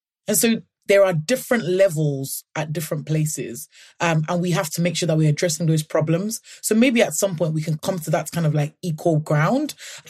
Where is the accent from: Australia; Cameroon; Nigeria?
Nigeria; Ekiti; moved away; So last year, I went to my hometown. I'm originally from a state called Ekiti State.